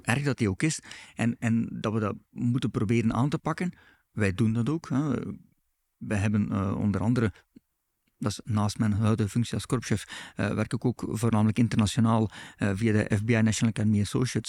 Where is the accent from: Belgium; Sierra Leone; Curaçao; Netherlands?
Belgium; wij als Belgen